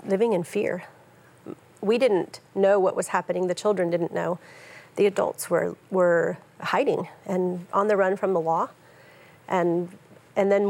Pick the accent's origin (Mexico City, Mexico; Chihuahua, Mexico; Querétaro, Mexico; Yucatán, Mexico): Chihuahua, Mexico; Colonia LeBaron; I was born into and raised in this violent polygamist cult, as you said. I was born in Colonia LeBaron, in the LeBaron colony down in Chihuahua, Mexico